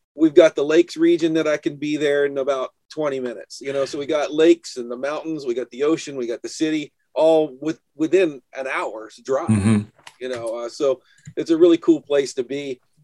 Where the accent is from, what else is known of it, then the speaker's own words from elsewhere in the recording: New Hampshire, United States; I'm from New Hampshire